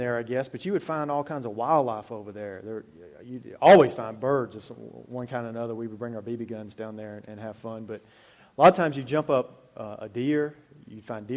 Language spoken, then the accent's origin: English; Alabama, United States; I grew up in Alabama, out in the country, really